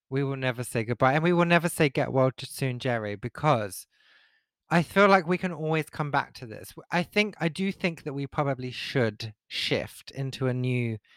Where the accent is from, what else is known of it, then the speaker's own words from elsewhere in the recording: East of England, United Kingdom; so we're both from Essex, okay? And I know my accent has changed somewhat over the years, uh, and I can kind of switch it back if I need to.